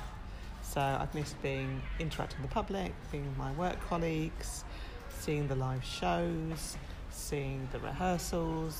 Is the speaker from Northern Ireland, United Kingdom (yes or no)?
no; Leigh-on-Sea, East of England, United Kingdom; I'm from Leigh on Sea